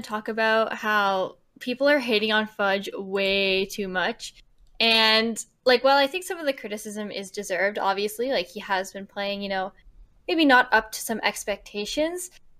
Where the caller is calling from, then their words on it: Vancouver, British Columbia, Canada; Vancouver, Canada.